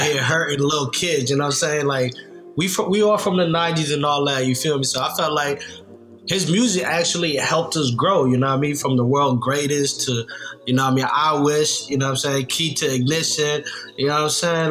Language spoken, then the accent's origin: English; Nashville, Tennessee, United States; I grew up in Nashville, Tennessee